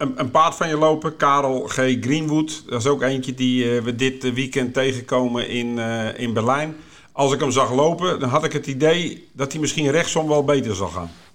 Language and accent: Dutch; Haarlemmermeer, North Holland, Netherlands; also born or lived in Voorburg; we zijn toen verhuisd naar, eh, toen was ik drie of vier, naar de Halemermeer.